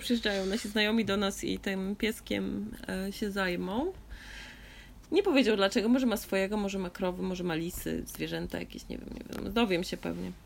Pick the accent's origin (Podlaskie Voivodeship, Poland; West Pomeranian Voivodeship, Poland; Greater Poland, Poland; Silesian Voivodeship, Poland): Podlaskie Voivodeship, Poland; Augustów; się urodziłam w Augustowie